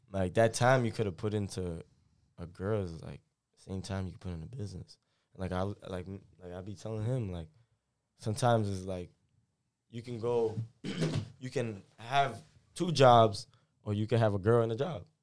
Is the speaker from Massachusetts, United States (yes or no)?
yes; Massachusetts, United States; Like it is home for me, but obviously, you know, I'm from Massachusetts.